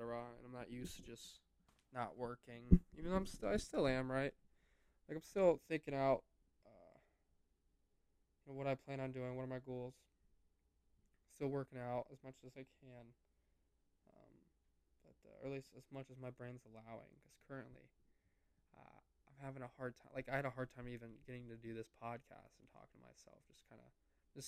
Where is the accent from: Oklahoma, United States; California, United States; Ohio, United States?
Ohio, United States; moved away as an adult; also born or lived in Miami; how I grew up in Ohio